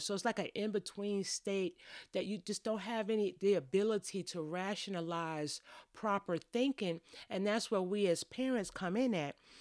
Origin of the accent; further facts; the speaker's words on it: New York, United States; I grew up in New York